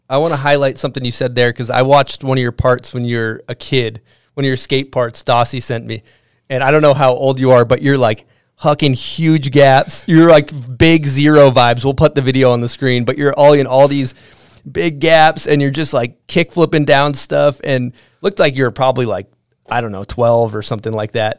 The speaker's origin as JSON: {"language": "English", "region": "East Coast", "country": "United States", "tie": "born or raised there", "moved": "yes", "said": "growing up on the East Coast"}